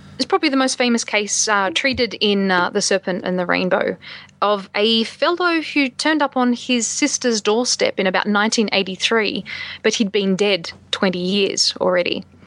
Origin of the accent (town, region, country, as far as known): Australia; moved away as an adult; now in United States